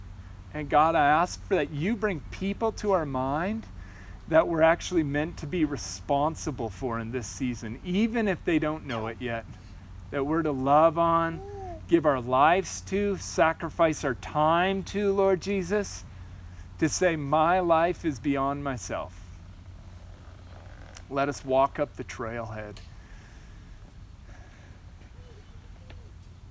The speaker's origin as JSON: {"language": "English", "town": "Orange City", "country": "United States", "said": "my Orange City town"}